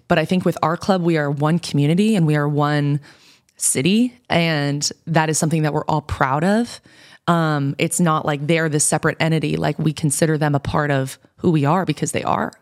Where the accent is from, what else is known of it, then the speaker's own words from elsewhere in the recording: New York, United States; moved away as an adult; now in Portland, United States; I'm from New York